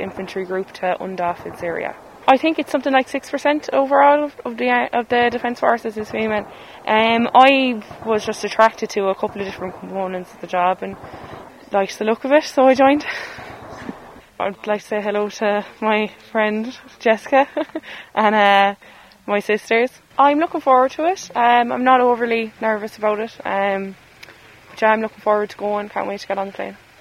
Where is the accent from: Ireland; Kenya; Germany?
Ireland; Galway, Connacht; I'm from Galway, based in the 1st Battalion in Galway